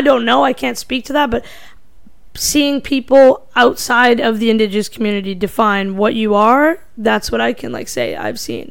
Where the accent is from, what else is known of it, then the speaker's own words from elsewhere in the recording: Canada; I'm Indian, but I grew up in North America instead of India